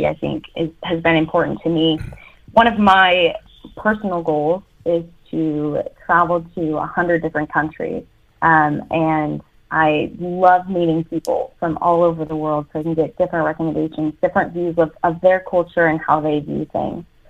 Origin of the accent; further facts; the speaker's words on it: United States; first language English; moved away as an adult; now in London, United Kingdom; being native English speaking, being American.